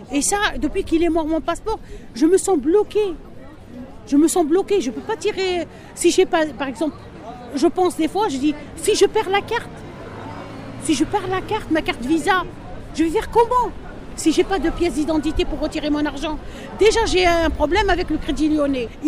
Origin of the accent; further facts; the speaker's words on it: Algeria; moved away as an adult; now in France; je suis algérienne.